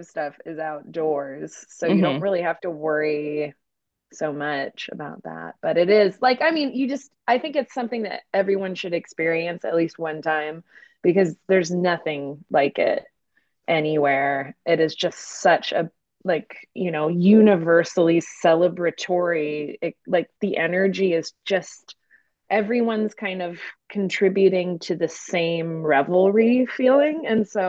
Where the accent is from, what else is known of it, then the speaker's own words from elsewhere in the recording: Montana, United States; now in New Orleans, United States; Not originally. I'm actually from Montana, northwestern Montana